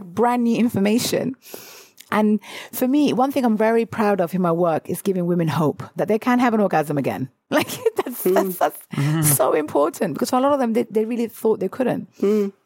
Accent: United Kingdom; as British people

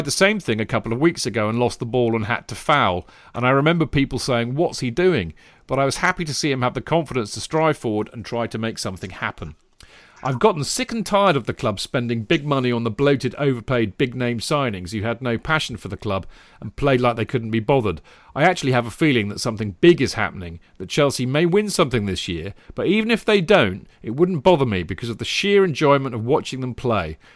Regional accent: Dublin, Leinster, Ireland; but I moved to Dublin, Ireland after a month. Needless to say, I didn't have much say in the matter. Growing up in Ireland, we didn't have a professional football league, so all of us followed English clubs.

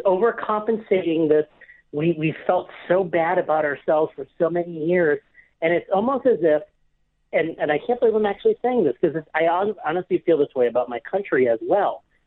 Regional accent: Cleveland, Ohio, United States; in my hometown where I'm from, in Cleveland, Ohio

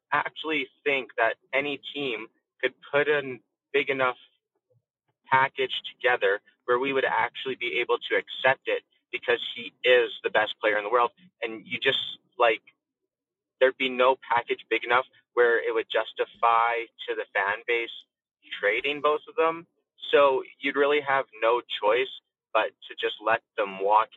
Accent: Drumheller, Alberta, Canada; my hometown of Drumheller, Alberta.

